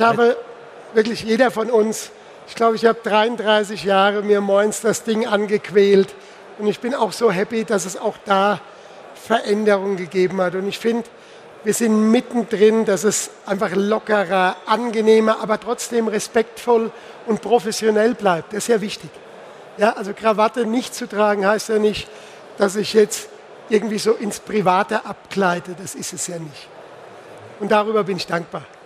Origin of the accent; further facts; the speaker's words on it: Pirmasens, Rhineland-Palatinate, Germany; Ich komme ja aus der Pfalz, ich komme aus Pirmasens.